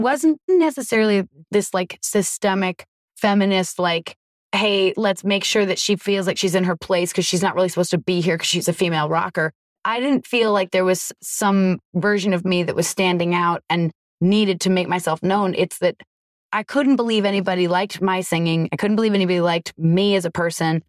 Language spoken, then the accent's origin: English; Vermont, United States; I'm from Vermont